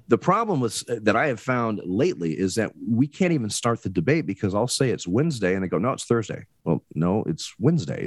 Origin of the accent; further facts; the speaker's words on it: Oregon, United States; I'm originally born and bred in Oregon.